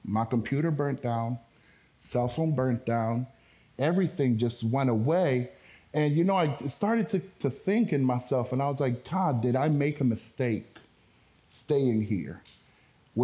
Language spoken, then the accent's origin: English; Antigua & Barbuda; first language Spanish; English is a second language; also born or lived in Dominican Republic; I was born in the Dominican Republic, but I was raised in the islands of Antigua.